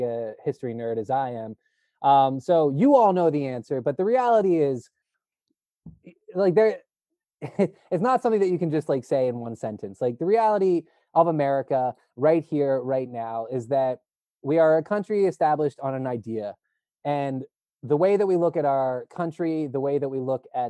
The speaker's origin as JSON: {"language": "English", "town": "Philadelphia", "region": "Pennsylvania", "country": "United States", "tie": "born or raised there", "said": "Like I grew up in Philadelphia. I was born in the Pennsylvania Hospital, Ben Franklin's Hospital"}